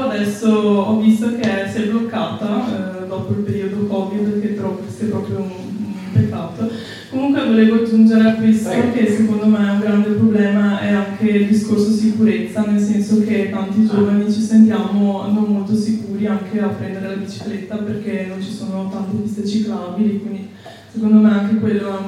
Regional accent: Treviso, Veneto, Italy; io sono di Treviso, quindi non sarei così distante

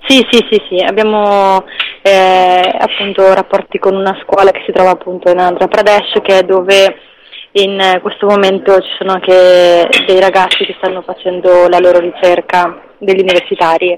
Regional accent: Friuli-Venezia Giulia, Italy; io vengo dal Friuli

